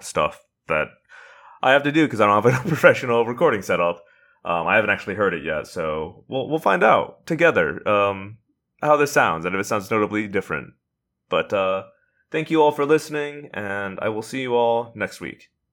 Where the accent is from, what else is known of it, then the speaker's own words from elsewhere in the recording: Indiana, United States; I'm from Indiana